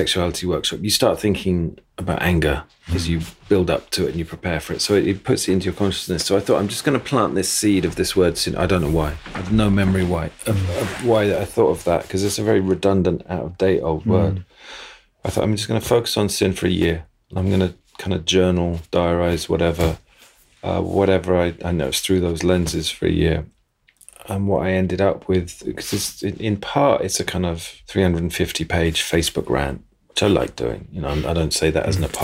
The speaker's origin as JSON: {"language": "English", "region": "England", "country": "United Kingdom", "said": "And because we're English"}